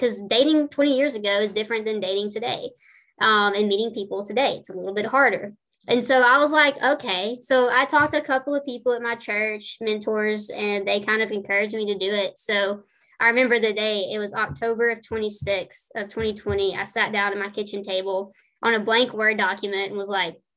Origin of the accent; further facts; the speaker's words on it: the South, United States; I'm from the South.